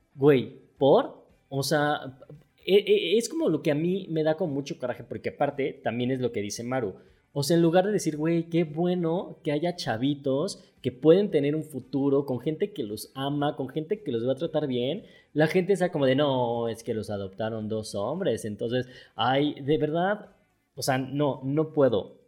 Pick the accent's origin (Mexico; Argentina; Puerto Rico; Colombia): Mexico; yo soy mexicano, o sea, vivo aquí en México